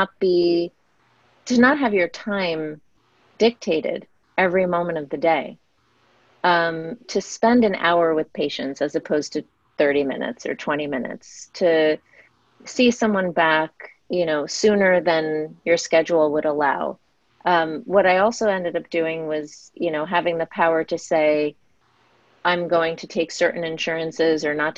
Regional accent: United States; being an Indian American

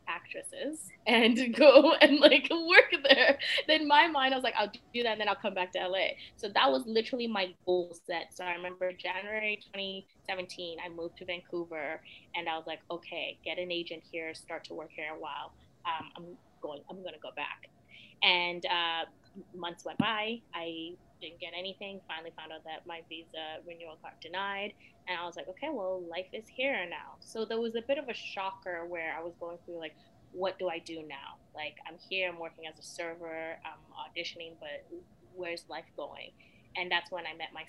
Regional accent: Sierra Leone; now in Canada; I was born in Sierra Leone, fled during the war, like all that, you know, sad stuff and whatnot, and then came to Canada as a refugee

